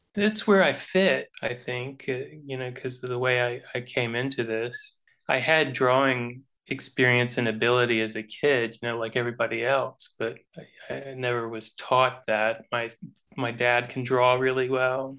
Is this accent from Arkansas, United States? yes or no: no; Homestead, Florida, United States; I came from Florida